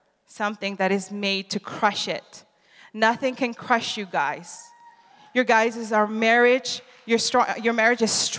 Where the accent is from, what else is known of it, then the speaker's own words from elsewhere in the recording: Netherlands; moved away; also born or lived in Reading; I'm from the Netherlands and my husband's from Italy, but we go to the school in Reading